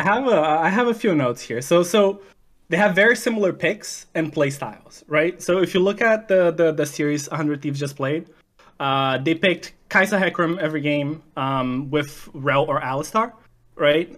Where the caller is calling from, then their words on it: Vancouver, British Columbia, Canada; calling from Vancouver, Canada.